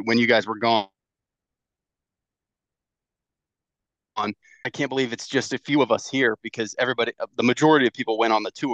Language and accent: English; San Diego, California, United States; moved away; I am from San Diego